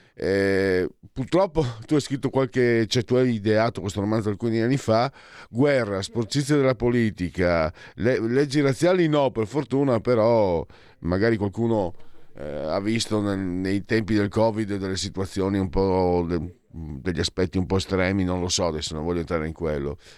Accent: Italy; da dove vengo io, Veneti, e Friulani

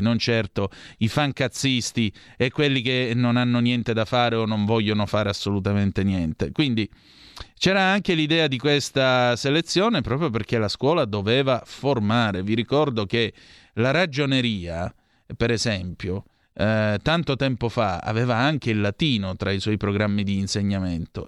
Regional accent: Vibo Valentia, Calabria, Italy; io sono di Vibbo Valencia, precisamente

